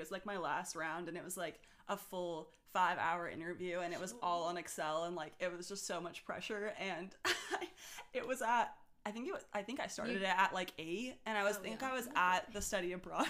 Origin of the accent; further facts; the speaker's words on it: San Francisco, California, United States; moved away as an adult; also born or lived in Georgia; now in Charlotte, United States; I'm from San Francisco originally, but then went to Georgia